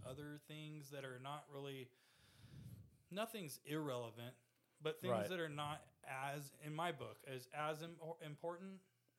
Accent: Oceanside, California, United States; also born or lived in Vista, California; Military town. I grew up in Vista and Oceanside right next to right. Camp Pendleton.

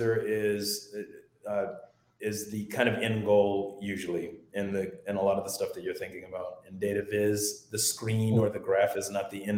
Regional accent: Boston, Massachusetts, United States; now in Houston, United States; I grew up partly in Boston

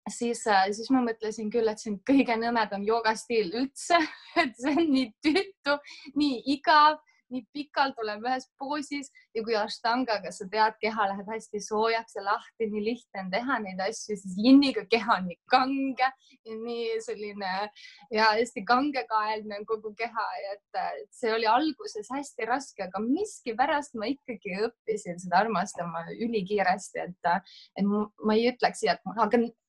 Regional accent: Otepää, Valga County, Estonia; moved away as an adult; now in Saaremaa, Estonia; ma olen tegelikult ise pärit Otepäält, aga ma olen nüüd viimased viis-kuus aastat elanud Saaremaal

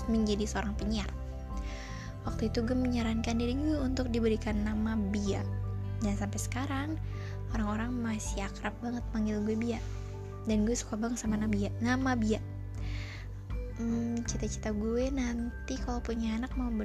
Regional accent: Purwakarta, West Java, Indonesia; born there; gue melamar diri ke sebuah radio yang ada di kota kelahiran gue Purwakarta dan di sana gue diterima

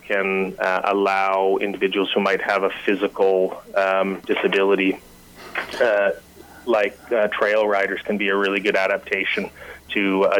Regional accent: Ontario, Canada; I've only actually been in the province of British Columbia for about 5 years. Wow. I'm a transplant from Ontario

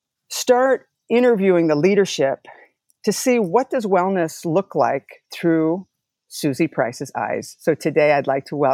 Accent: Long Beach, California, United States; I've been a resident of Long Beach for over 30 years, Long Beach State alumni

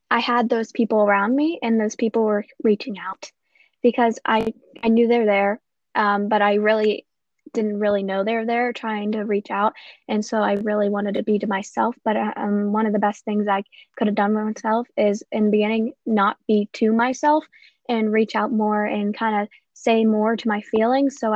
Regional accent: Ohio, United States; I am 15 years old and I'm from Ohio.

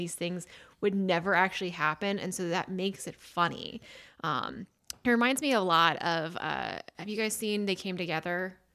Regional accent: Philadelphia, Pennsylvania, United States; moved away as an adult; also born or lived in Washington, D.C.; having grown up in Philadelphia and then going to D C for college

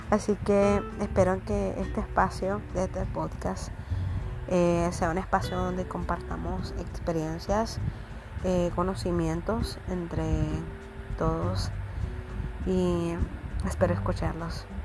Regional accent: Nicaragua; soy de Nicaragua y soy licenciada en química farmacéutica.

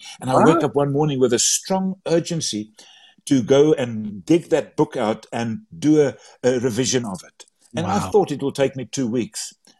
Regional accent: South Africa; first language Afrikaans; English is a second language; And my mother tongue is Afrikaans and my English is not always correct.

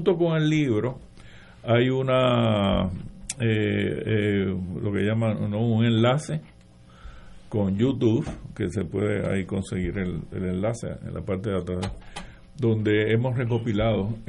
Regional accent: Aguas Buenas, Puerto Rico; yo me crié en Aguabuena, Buena, pues qué sé yo, eh, era como una especie de satélite de Cagua, que era nuestra gran metrópoli

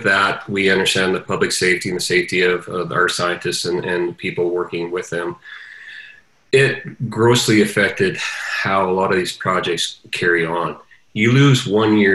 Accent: Canada; we as Canadian farmers are very proud

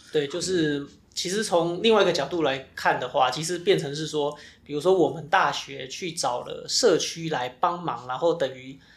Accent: Zhudong, Hsinchu County, Taiwan; 我在竹东出生嘛，是。然后，对啊，我爸也是竹东人，然后我，我妈是横，横山人横山人，对，是嗯。也在台山县

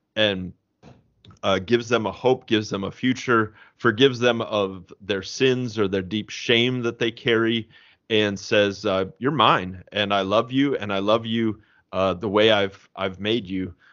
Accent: Fort Wayne, Indiana, United States; now in St. Louis, United States; I grew up in Fort Wayne, Indiana

